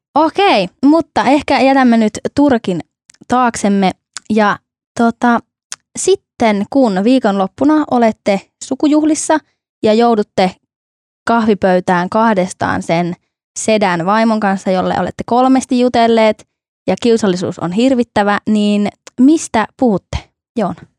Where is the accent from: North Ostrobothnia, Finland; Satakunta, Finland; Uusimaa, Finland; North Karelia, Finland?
North Ostrobothnia, Finland; minun ja Ilmon kotikonnuilla, eli tuolla Pohjois-Pohjanmaalla